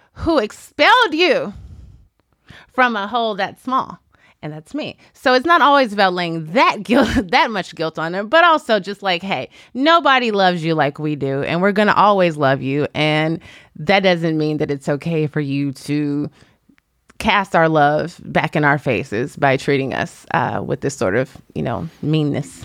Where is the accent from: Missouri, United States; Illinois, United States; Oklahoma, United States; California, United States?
Illinois, United States; Chicago; moved away as an adult; also born or lived in Washington, D.C. / New York; now in Los Angeles, United States; I live in the greater Los Angeles area, and I grew up in Chicago.